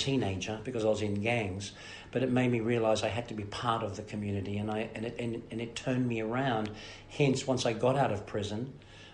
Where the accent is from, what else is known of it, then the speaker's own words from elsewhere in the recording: Melbourne, Victoria, Australia; moved away; also born or lived in America; I was born in Fitzroy, and then raised in Sunshine and Carlton and in Fitzroy back again.